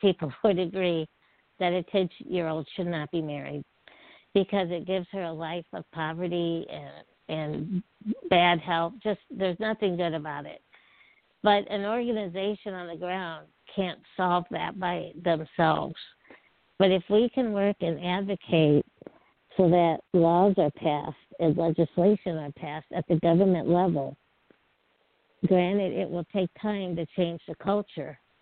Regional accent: Peoria, Illinois, United States; I grew up in Peoria, Illinois, which is right in the middle of the state

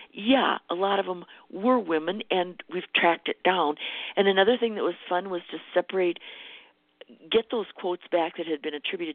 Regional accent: Minnesota, United States; I was from Minnesota

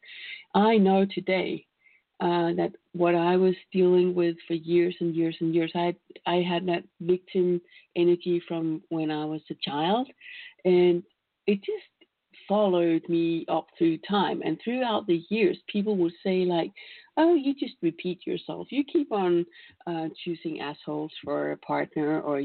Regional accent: Denmark; I come from Denmark

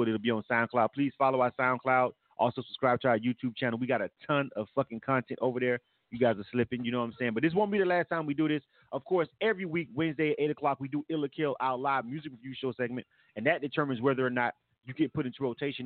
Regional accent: Panama City, Florida, United States; my hometown, Panama City, Bay County

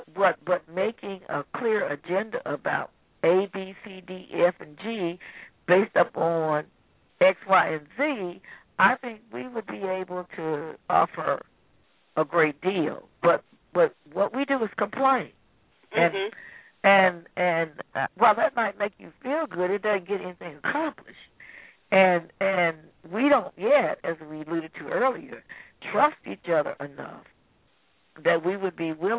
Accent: United States; because I'm from the United States, they're not looking at me on the basis of being an African-American woman or this or that.

